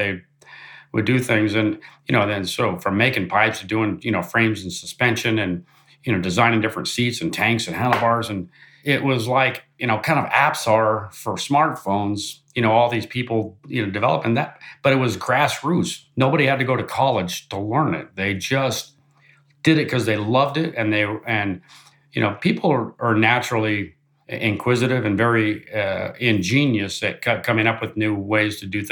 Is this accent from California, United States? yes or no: yes; Orange County, Southern California, United States; moved away as an adult; also born or lived in Pennsylvania; now in Georgia, United States; I was born and raised in Southern California and grew up in Orange County